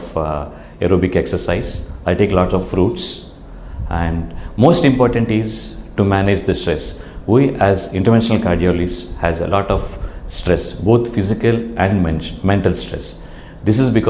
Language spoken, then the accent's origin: English; India; Being an Indian